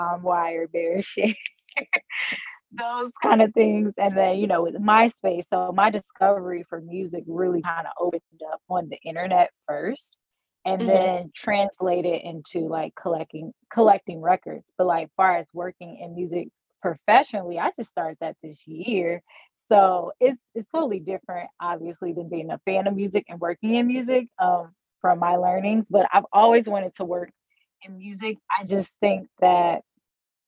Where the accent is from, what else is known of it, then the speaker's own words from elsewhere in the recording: St. Louis, Missouri, United States; I'm from St. Louis as well